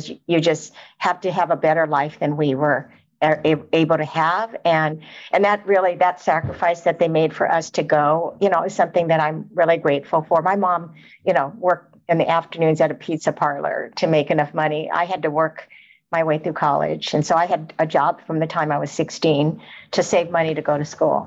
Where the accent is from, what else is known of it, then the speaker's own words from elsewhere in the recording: Los Angeles, California, United States; I grew up in South Central Los Angeles.